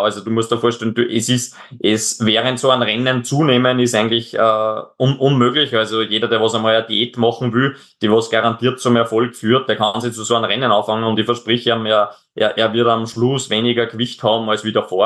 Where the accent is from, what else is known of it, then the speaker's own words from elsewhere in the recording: Austria; bei uns in Österreich